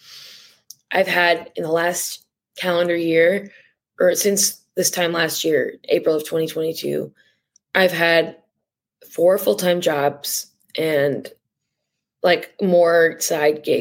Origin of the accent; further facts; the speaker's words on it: Bloomfield, Michigan, United States; moved away as an adult; now in New York City, United States; I grew up in Bloomfield